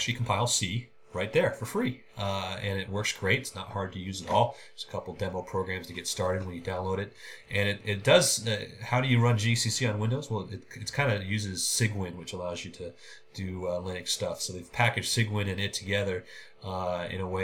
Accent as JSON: {"language": "English", "town": "Oakland", "region": "California", "country": "United States", "tie": "born or raised there", "said": "I was born and raised in Oakland"}